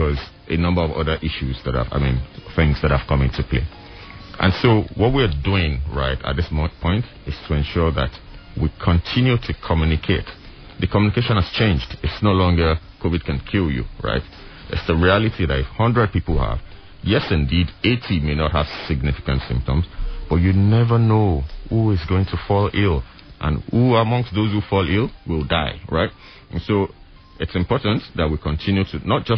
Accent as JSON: {"language": "English", "region": "Ekiti", "country": "Nigeria", "said": "I'm here from Ekiti, right? So I'm a bona fide citizen of Ekiti State"}